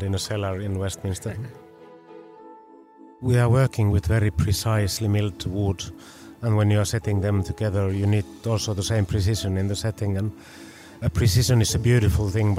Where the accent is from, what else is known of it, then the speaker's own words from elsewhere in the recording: Finland; we come from Finland